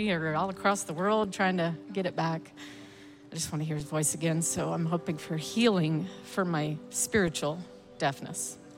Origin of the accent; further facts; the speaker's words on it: Sherman, Texas, United States; North Texas, Sherman.